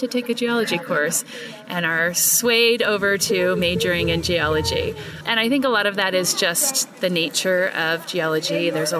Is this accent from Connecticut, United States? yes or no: no; Oregon, United States; I grew up in Oregon and grew up in a family that did a lot of hiking and camping and skiing like most people in Oregon